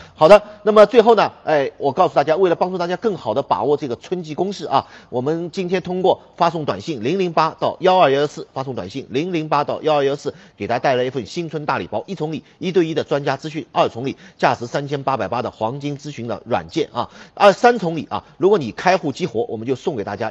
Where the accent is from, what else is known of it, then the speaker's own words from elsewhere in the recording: China; 我们中国人啊， 特别是我们普通老百姓